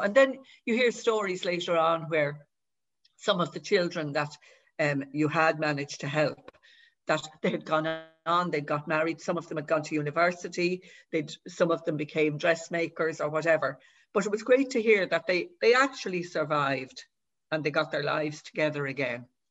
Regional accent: Dublin, Leinster, Ireland; I was brought up in Dublin, but my mother is from Gorey

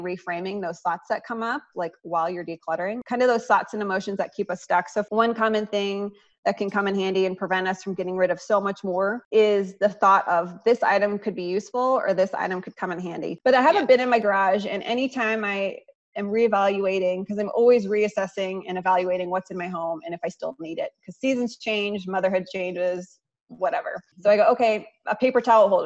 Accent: Iowa, United States; moved away; my home state of Iowa

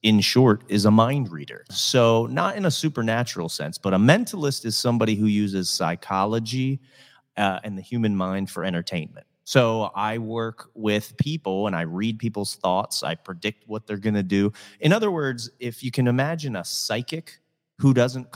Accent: Reading, Pennsylvania, United States; also born or lived in Hollywood, California; now in Southwest Florida, United States; I grew up in Reading, Pennsylvania, which is an hour outside of Philly

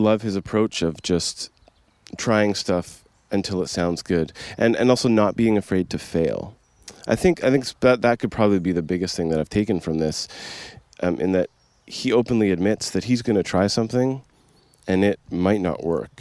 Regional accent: Coquitlam, British Columbia, Canada; I'm from Coquitlam, BC, Canada, just outside Vancouver

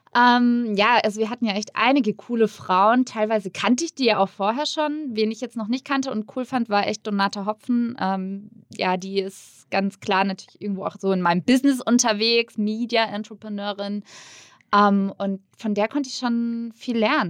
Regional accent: near Würzburg, Bavaria, Germany; in der Nähe von Würzburg, wo ich herkomme

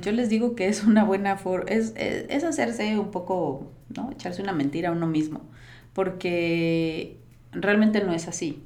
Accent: Costa Rica; also born or lived in United States; now in Mexico; yo nací en Costa Rica, pero tengo más de 20, ya no voy a delatar mi edad, ¿no? Pero tengo más de 20 años en México

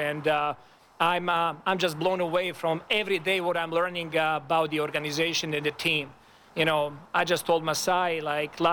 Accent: Serbia; moved away as an adult; now in Toronto, Canada; my hometown

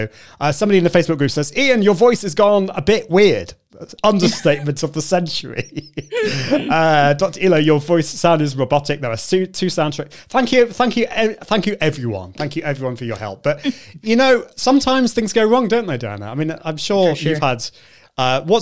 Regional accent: United Kingdom; being a Brit

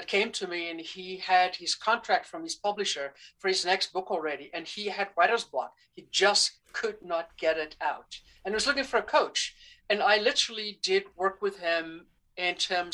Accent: South Africa; moved away; also born or lived in Amazon; I grew up in South Africa during the apartheid era

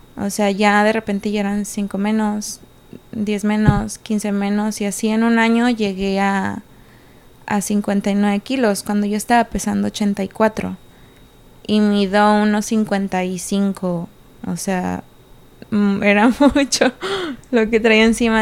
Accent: Puerto Vallarta, Jalisco, Mexico; moved away as an adult; also born or lived in Morelia, Michoacán; now in Monterrey, Mexico; soy nacida en Morelia, Michoacán y crecí en Puerto Vallarta

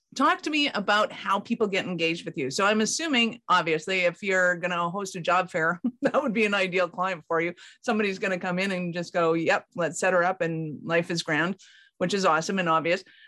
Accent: Calgary, Alberta, Canada; I'm from Calgary in Canada

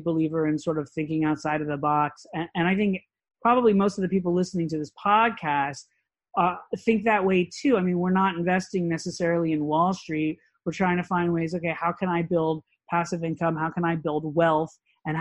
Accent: Orlando, Florida, United States; I grew up in Orlando

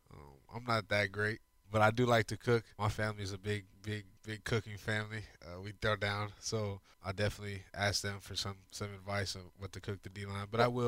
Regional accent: Arizona, United States; moved away as an adult; also born or lived in New Mexico; now in Houston, United States; I grew up in Arizona

